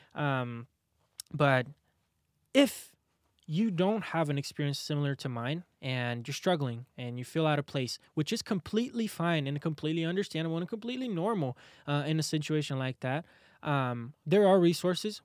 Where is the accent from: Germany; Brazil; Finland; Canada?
Brazil; now in Arizona, United States; I'm from Brazil